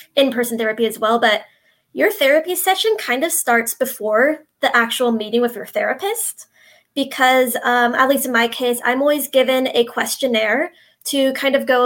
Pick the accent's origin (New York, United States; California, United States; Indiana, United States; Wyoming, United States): California, United States; Central Valley; I'm from the Central Valley of California.